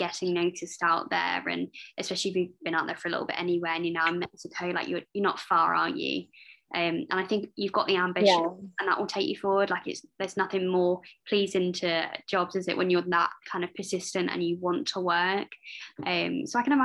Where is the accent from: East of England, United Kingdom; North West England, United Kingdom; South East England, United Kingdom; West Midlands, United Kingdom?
South East England, United Kingdom; Kent; I'm at uni, but I'm from Kent originally.